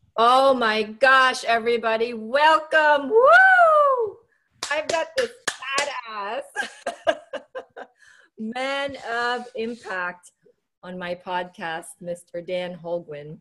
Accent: Cebu, Central Visayas, Philippines; moved away; I grew up in the Philippines. So okay. in my island, Cebu

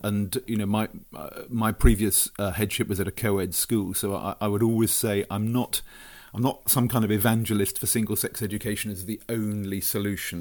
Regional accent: Brighton, South East England, United Kingdom; born and brought up in Brighton

